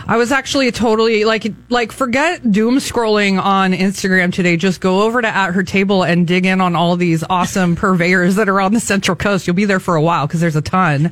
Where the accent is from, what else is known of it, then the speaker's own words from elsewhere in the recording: Atascadero, California, United States; now in San Luis Obispo, United States; that's my my hometown. Go Hounds!